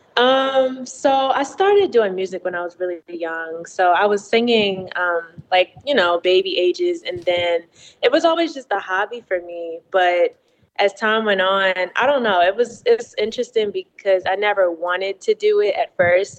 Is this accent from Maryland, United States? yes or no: yes; Baltimore, Maryland, United States; now in Atlanta, United States; I'm originally from Baltimore, Maryland. Um, so born and raised there.